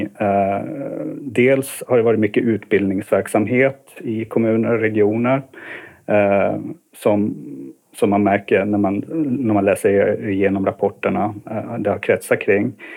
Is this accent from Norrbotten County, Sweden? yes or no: yes; Kiruna, Norrbotten County, Sweden; also born or lived in Uppsala; now in Stockholm, Sweden; jag kommer från Kiruna ursprungligen. Eh, så eh, ja, flyttade ner i början på 90-talet